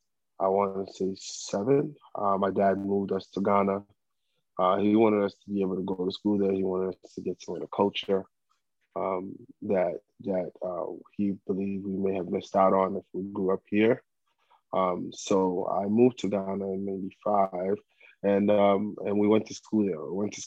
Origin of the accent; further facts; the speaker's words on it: Bronx, New York, United States; I came back to the U.S. and I started 8th grade and I grew up in the Bronx all the way up until I graduated high school, Walton High School, to Syracuse University.